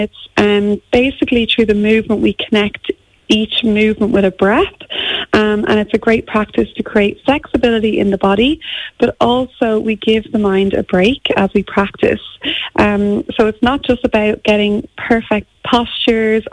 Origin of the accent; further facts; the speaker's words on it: Ireland; moved away as an adult; also born or lived in Auckland, New Zealand; we're so Irish